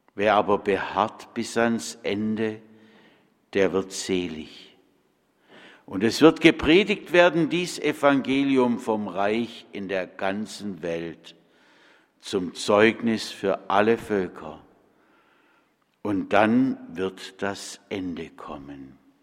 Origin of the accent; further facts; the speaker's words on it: Bad Friedrichshall, Baden-Württemberg, Germany; moved away; In meiner Heimat in Bad Friedrichshall-Kochendorf